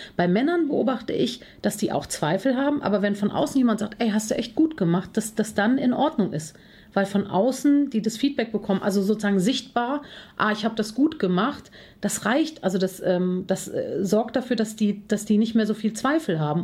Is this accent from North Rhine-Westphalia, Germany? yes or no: yes; Cologne, North Rhine-Westphalia, Germany; bin Kölnerin, Herzblutkölnerin, äh, lebe hier schon seit vielen Jahren.